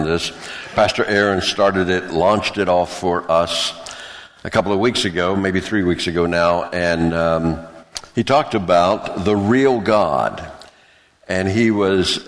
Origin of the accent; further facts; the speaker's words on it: the South, United States; where I grew up in the South